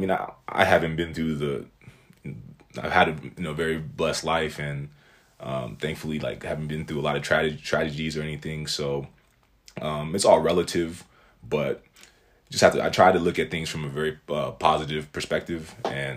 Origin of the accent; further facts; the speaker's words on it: United States; I was born here